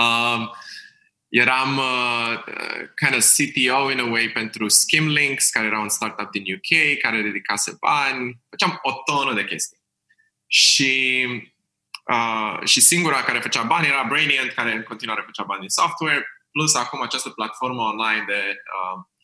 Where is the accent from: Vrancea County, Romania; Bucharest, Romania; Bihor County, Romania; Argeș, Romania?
Bucharest, Romania; sunt din București, am crescut în Berceni